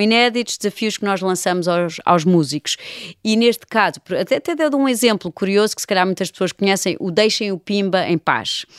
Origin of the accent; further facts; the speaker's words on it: Lisbon, Portugal; eu, como Lisboeta